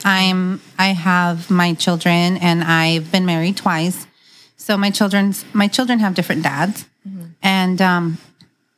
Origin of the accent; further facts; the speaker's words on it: San Diego, California, United States; I am from San Diego